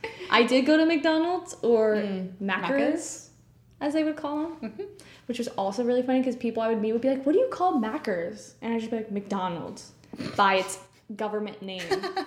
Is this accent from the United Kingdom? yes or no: yes; Wales, United Kingdom; we're Welsh.